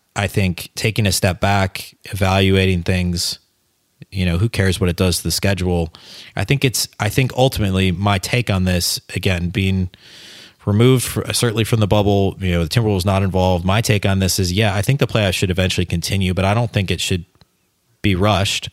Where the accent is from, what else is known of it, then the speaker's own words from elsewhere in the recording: Minneapolis–Saint Paul, Minnesota, United States; I grew up in the Twin Cities